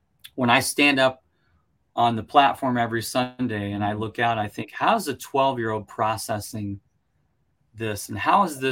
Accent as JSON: {"language": "English", "country": "United States", "said": "speaking as an American here"}